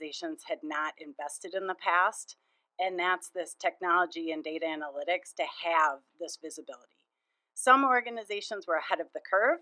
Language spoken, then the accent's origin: English; Minnesota, United States; I grew up in Minnesota, and I just find it such a wonderful place to live